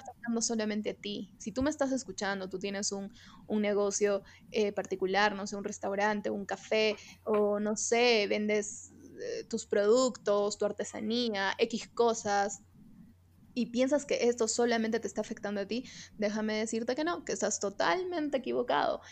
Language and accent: Spanish; Peru; vivimos en el Perú, somos peruanos